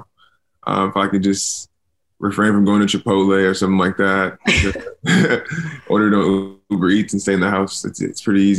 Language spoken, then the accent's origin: English; California, United States; moved away; I'm from California